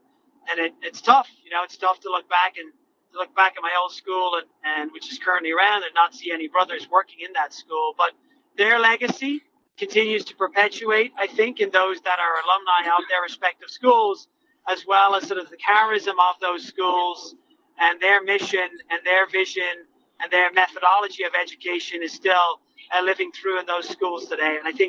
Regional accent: Ireland; moved away as an adult; now in United States; So I came over from Ireland in 2001, and I started my own career with the Archdiocese of Boston

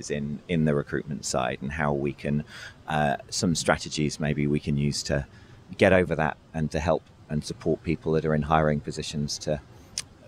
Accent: United Kingdom; I'm British

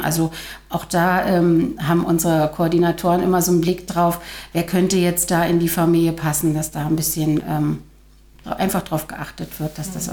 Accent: Tangerhütte, Saxony-Anhalt, Germany; Ich bin aus Tangerhütte, 48 Jahre alt, leite in Tangerhütte einen Jugendclub

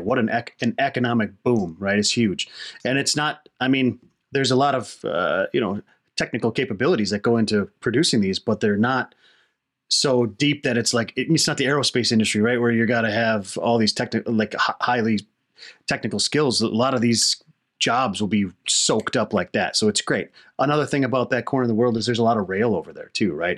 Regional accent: Wisconsin, United States; moved away; I'm from Wisconsin originally.

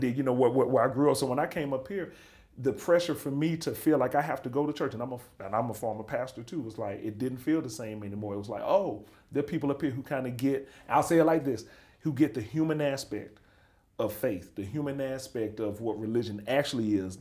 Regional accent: Birmingham, Alabama, United States; moved away as an adult; I'm from Birmingham, Alabama

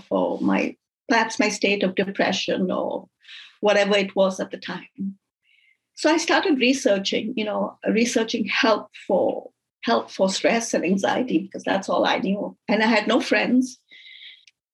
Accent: India; also born or lived in Dubai; now in Canada; growing up in India, I grew up Catholic.

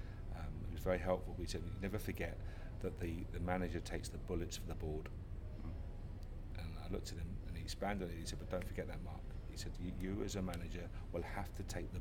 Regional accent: London, United Kingdom; I was born in North London

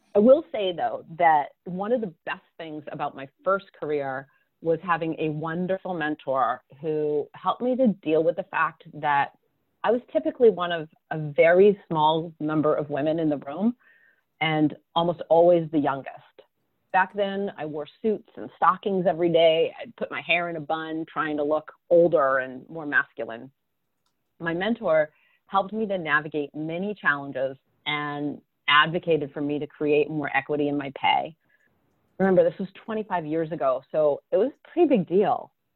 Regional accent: southern New Hampshire, United States; I grew up in southern New Hampshire in a little farm town

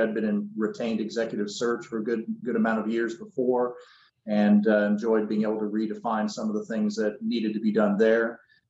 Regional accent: Canada; moved away as an adult; now in Augusta, United States; I'm a Canadian, originally living in the South, so a Southern Canuck. Have been down here for about 22 years in Augusta

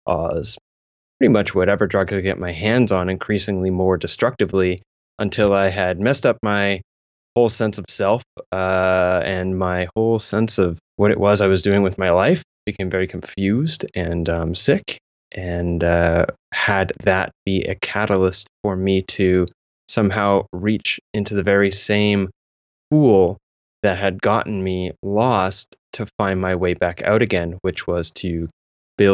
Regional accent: southwestern Ontario, Canada; also born or lived in London, Ontario / Mississauga / Kitchener; I grew up sort of jumping around towns as my father was a construction worker, following the work here in southwestern Ontario, which is where I'm living now

